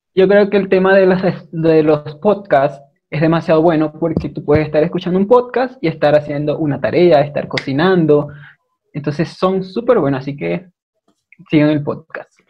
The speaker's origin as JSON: {"language": "Spanish", "town": "Maracaibo", "region": "Zulia", "country": "Venezuela", "accent": "maracucho", "moved": "as an adult", "lives_now": "Ecuador", "said": "soy de Maracaibo"}